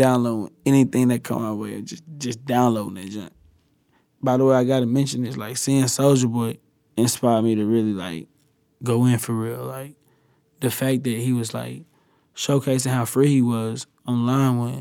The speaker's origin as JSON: {"language": "English", "region": "the South", "country": "United States", "said": "I'm from the South"}